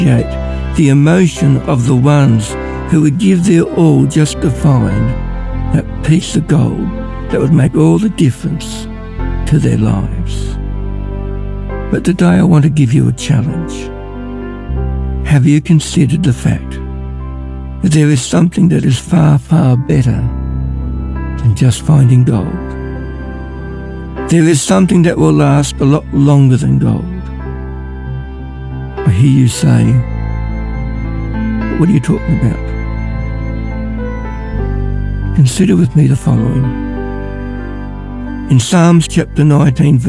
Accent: Ballarat, Victoria, Australia; I'm from Ballarat

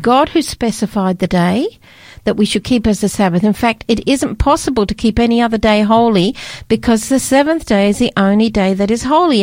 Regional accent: Scotland, United Kingdom; I was born in Scotland

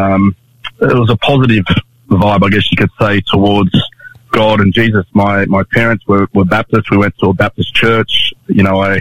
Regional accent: Sydney, New South Wales, Australia; also born or lived in Canberra; born and raised in Sydney

